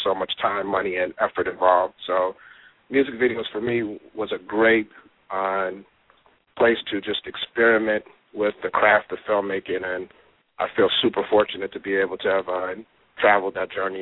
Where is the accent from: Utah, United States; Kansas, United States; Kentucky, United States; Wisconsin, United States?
Wisconsin, United States; Milwaukee; moved away as an adult; also born or lived in Atlanta / Los Angeles; I'm definitely born and raised, product of Milwaukee and Wisconsin